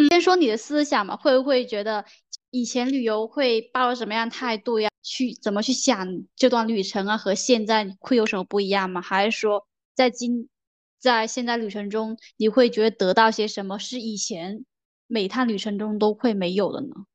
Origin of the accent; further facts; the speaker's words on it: Guangdong, China; 我是广东人哎，我是南方人